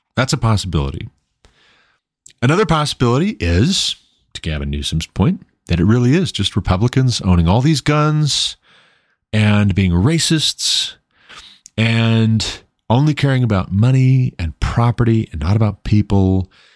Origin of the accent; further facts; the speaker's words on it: United States; as an American, a, as a citizen of these United States of America